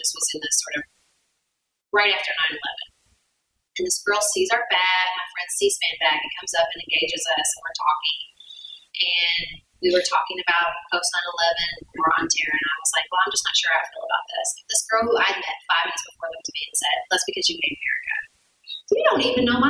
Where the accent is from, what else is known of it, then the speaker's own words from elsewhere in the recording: Paducah, Kentucky, United States; I'm wholly dedicated to my hometown. I think everyone should live in Paducah, Kentucky